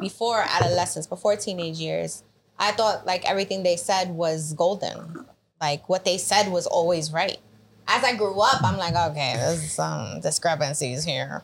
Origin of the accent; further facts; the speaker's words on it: New York City, New York, United States; I grew up in the Bronx